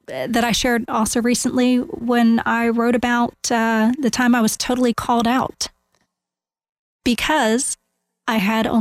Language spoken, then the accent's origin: English; Winter Park, Florida, United States; I grew up here in Central Florida